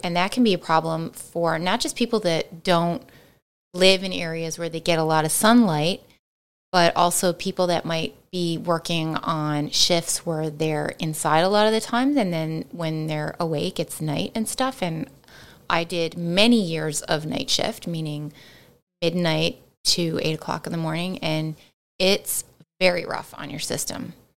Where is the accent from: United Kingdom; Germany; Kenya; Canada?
Canada; we are Canadian